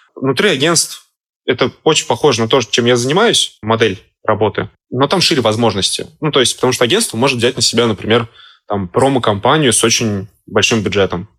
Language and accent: Russian; Saint Petersburg, Russia; Я сам из Петербурга